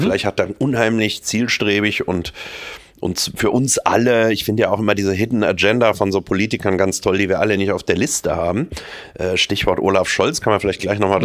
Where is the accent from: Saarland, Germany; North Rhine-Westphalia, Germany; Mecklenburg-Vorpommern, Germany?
North Rhine-Westphalia, Germany; moved away as an adult; now in Munich, Germany; Ich bin nicht nur aus äh, Nordrhein-Westfalen und auch äh, merke, dass das meine Heimat ist. Nach wie vor auch nach 30 Jahren in München